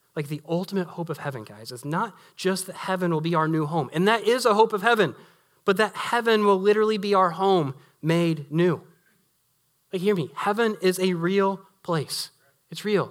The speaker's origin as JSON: {"language": "English", "region": "Southern Illinois", "country": "United States", "moved": "yes", "said": "back where I'm from, to be here with, with y'all, like, to be in Southern Illinois"}